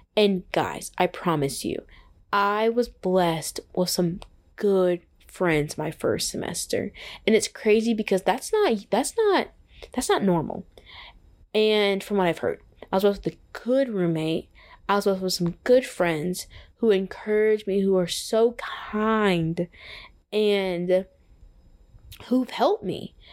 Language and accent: English; Texas, United States; moved away as an adult; now in Atlanta, United States; I'm from Texas.